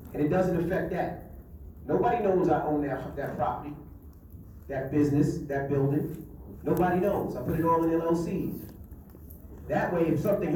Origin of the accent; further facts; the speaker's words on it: New York City, New York, United States; I'm from Queens, New York.